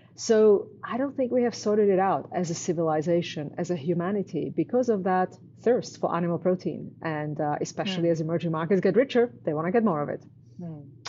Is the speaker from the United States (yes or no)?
no; Canada; I'm Canadian.